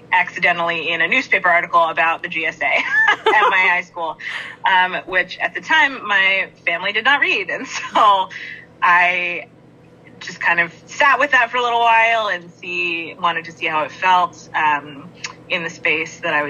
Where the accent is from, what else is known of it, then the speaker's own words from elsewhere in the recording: Northern Virginia, United States; moved away as an adult; also born or lived in Fairbanks, Alaska; now in Traverse City, United States; I grew up outside of Washington, D.C. in the Northern Virginia area. I lived there almost my whole life until I was 22